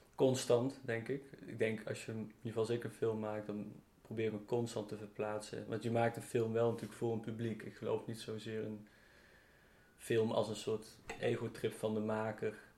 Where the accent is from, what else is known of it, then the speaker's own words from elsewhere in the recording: near Eindhoven, North Brabant, Netherlands; in de buurt van Eindhoven, waar ik ben opgegroeid